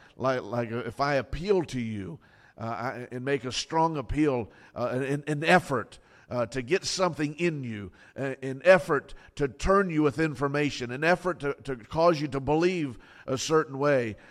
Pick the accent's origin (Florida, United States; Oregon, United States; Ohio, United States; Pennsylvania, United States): Florida, United States; Fort Lauderdale; I grew up in Fort Lauderdale